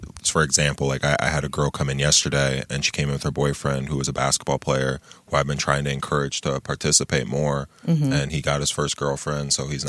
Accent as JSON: {"language": "English", "town": "Lansing", "region": "Michigan", "country": "United States", "tie": "born or raised there", "also_born_or_lived": "Grand Ledge", "said": "I'm from Lansing. A lot of people don't know that. Like, born and raised, you know, born at Sparrow, grew up in the old Oakland neighborhood and the Forest neighborhood."}